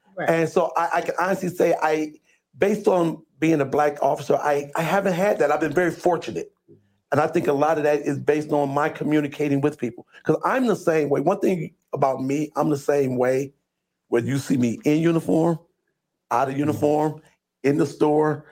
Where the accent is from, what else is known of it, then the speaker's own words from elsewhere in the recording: Toledo, Ohio, United States; I was born and raised here in Toledo, Ohio.